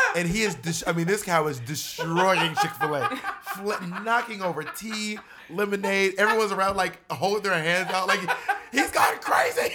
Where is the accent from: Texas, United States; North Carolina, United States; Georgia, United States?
Georgia, United States; Atlanta; also born or lived in Columbus; now in New York City, United States; I was born in Columbus, but I was raised in Atlanta.